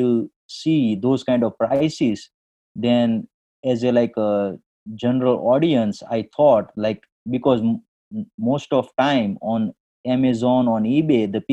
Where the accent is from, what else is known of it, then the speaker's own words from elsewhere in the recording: India; moved away as an adult; now in Detroit, United States; I born and brought up in India, but I moved to the USA in 2001.